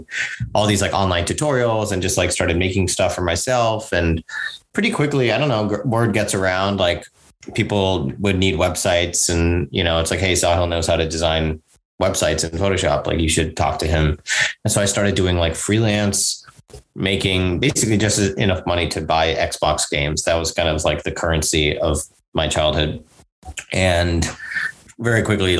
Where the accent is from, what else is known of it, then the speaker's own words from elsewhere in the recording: Singapore; also born or lived in New York, United States / India (ancestry); mostly grew up in Singapore